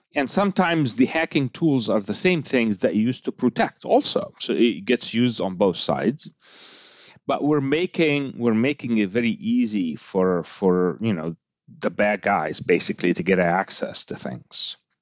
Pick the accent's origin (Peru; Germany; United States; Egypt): Egypt; moved away; I grew up in Egypt, so I'm Egyptian by heritage